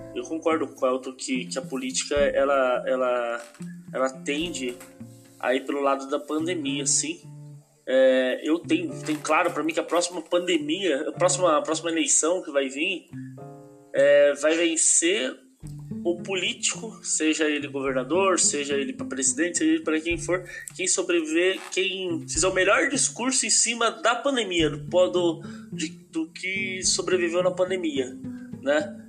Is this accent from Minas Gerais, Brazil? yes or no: yes; Extrema, Minas Gerais, Brazil; eu sou de Extrema, sul de Minas Gerais